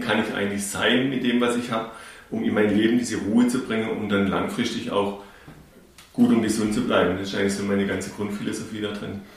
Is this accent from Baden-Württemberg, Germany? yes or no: yes; Kinzigtal, Baden-Württemberg, Germany; accent: Urbayer; also born or lived in Bavaria; schon hier im Kinzigtal, wo wir aufgewachsen sind, obwohl wir gebürtig aus Bayern kommen